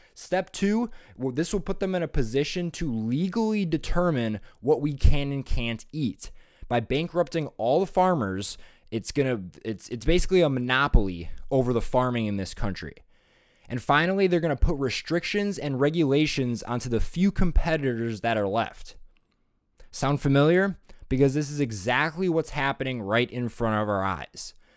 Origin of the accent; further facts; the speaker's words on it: Wisconsin, United States; my home state of Wisconsin